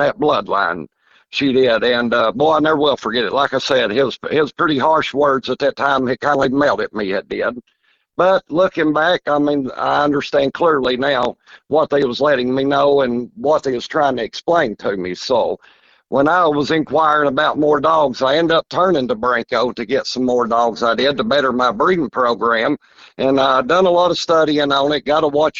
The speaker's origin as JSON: {"language": "English", "town": "Mount Vernon", "region": "Kentucky", "country": "United States", "tie": "born or raised there", "said": "I'm born and raised in Mount Vernon, Kentucky"}